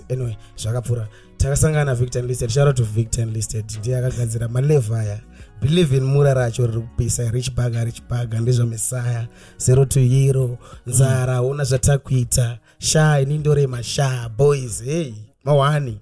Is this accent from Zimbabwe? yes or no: yes; Norton, Mashonaland West, Zimbabwe; I come from Katanga. Katanga is a small town, a small ghetto, a small hood.